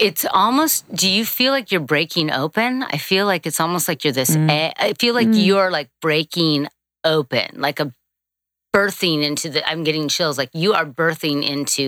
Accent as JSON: {"language": "English", "town": "Manhattan Beach", "region": "California", "country": "United States", "tie": "born or raised there", "said": "I grew up in California. We grew up at Manhattan Beach"}